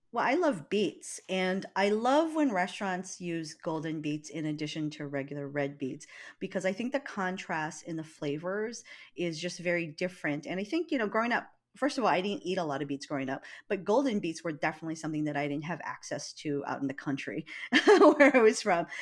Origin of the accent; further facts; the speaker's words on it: Hawaii, United States; I'm from Hawaii